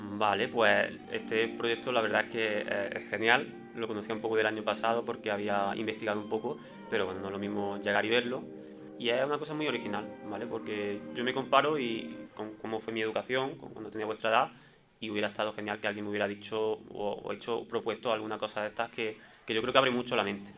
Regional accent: Montefrío, Andalusia, Spain; also born or lived in Granada; Yo estudié en Montefrío, un pueblo de Granada, donde cursé mis estudios pues, el colegio, el instituto

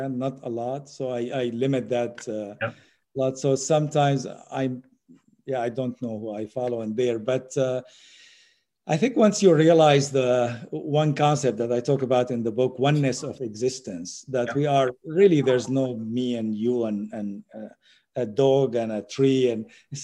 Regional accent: Syria; moved away; also born or lived in United States; I'm not Syrian. I was born in Syria.

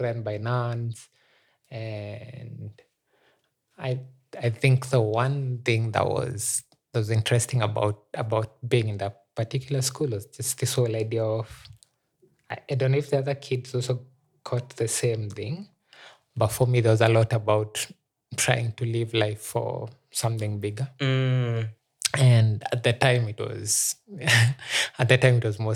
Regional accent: Meru, Meru County, Kenya; moved away as an adult; now in Nairobi, Kenya; I like saying I'm a Nairobian, but I grew up in Meru

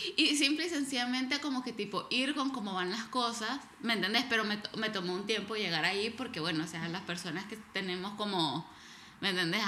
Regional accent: El Salvador; moved away; crecí en El Salvador

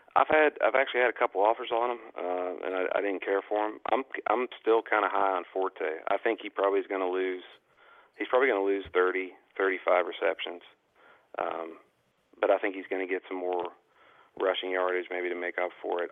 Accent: Pittsburgh, Pennsylvania, United States; I'm from Pittsburgh

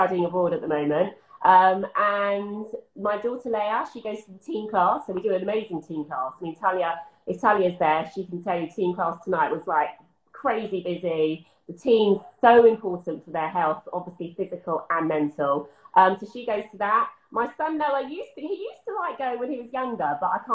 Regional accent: Essex, East of England, United Kingdom; moved away; I'm from Essex

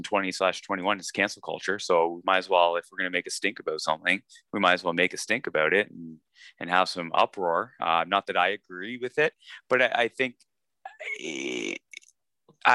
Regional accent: Canada; a Canadian

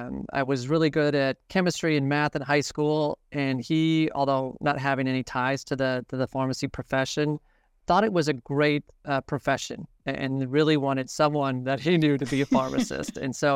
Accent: Green Bay, Wisconsin, United States; So I'm originally from Green Bay and Shopko, which was a community chain in the area, was headquartered out of Green Bay.

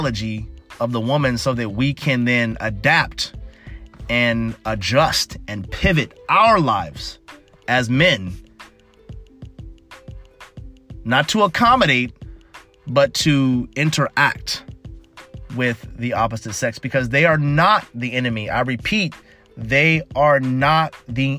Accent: United States; I'm a American man

